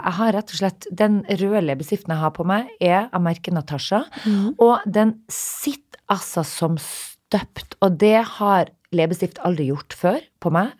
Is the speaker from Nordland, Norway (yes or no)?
yes; Narvik, Nordland, Norway; moved away; hjembyen min